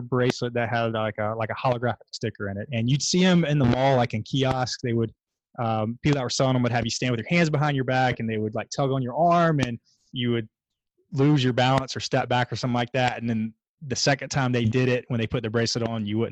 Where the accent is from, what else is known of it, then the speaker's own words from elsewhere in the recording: Columbia, South Carolina, United States; my hometown